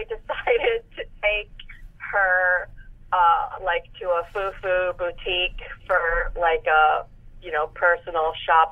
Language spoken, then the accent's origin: English; Chicago, Illinois, United States